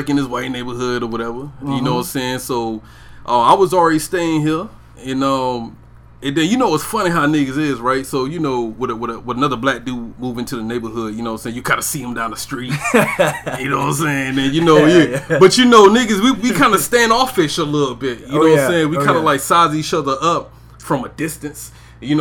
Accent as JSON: {"language": "English", "town": "Brunswick", "region": "Georgia", "country": "United States", "tie": "born or raised there", "also_born_or_lived": "Riverside, California / Maryland", "said": "But I was raised in Georgia. St. Simon's Island, Georgia. Glenn County. Brunswick"}